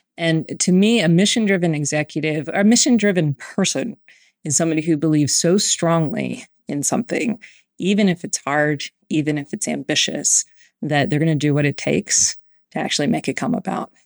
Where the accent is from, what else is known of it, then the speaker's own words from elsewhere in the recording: Howard County, Maryland, United States; I was born and raised in Howard County, Maryland.